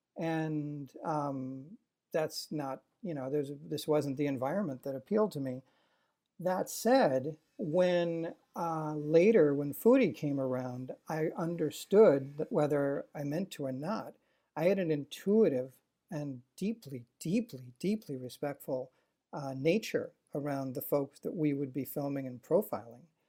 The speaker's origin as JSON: {"language": "English", "town": "Waukesha", "region": "Wisconsin", "country": "United States", "tie": "born or raised there", "also_born_or_lived": "Mukwonago, Wisconsin", "said": "I didn't wanna be from Wisconsin. I grew up in Waukesha"}